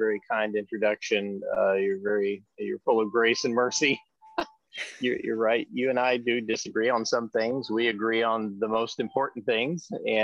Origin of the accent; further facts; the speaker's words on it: Georgia, United States; now in Wisconsin, United States; I was raised in Georgia. I live up here in Wisconsin now